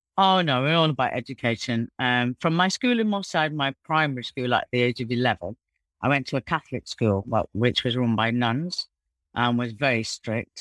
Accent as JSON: {"language": "English", "town": "Manchester", "region": "North West England", "country": "United Kingdom", "tie": "born or raised there", "moved": "yes", "lives_now": "Dubai, United Arab Emirates", "said": "we were brought up in Mossad in Manchester"}